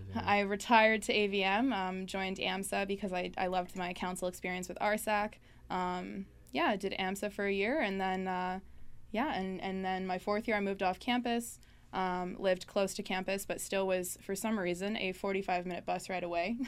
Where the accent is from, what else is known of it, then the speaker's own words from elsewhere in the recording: Thompson, Manitoba, Canada; moved away as an adult; I grew up in Thompson. Um, spent 18 years of my life there.